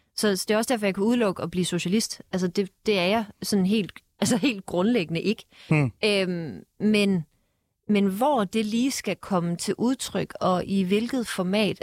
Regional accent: Denmark; moved away; nu er jeg fra Jylland

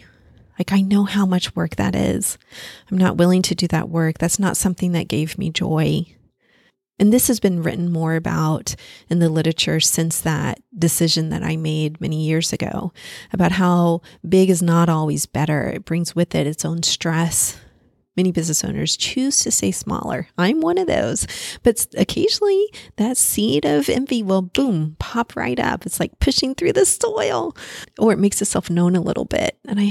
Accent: Paris, Île-de-France, France; born there; I was born in Paris. It's my favorite country to visit.

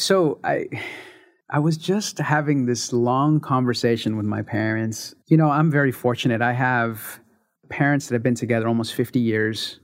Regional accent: San Francisco, California, United States; I was born in San Francisco, California in nineteen seventy-five. Started my life in the Mission District

